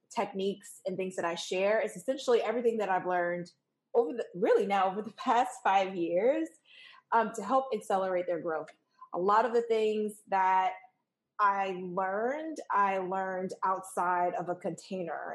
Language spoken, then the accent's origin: English; New York, United States; moved away as an adult; now in Washington, D.C., United States; I'm originally from New York